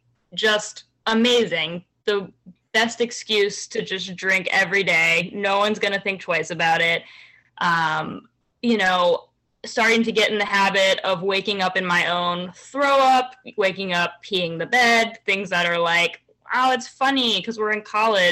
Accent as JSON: {"language": "English", "region": "Virginia", "country": "United States", "tie": "born or raised there", "moved": "yes", "lives_now": "New York City, United States", "said": "I grew up in Virginia. So like suburbs"}